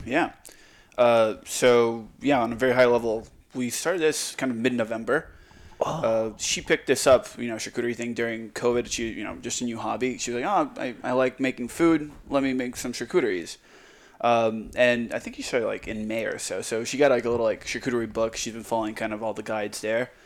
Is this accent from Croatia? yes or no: yes; Croatia; now in Texas, United States; I'm from Croatia.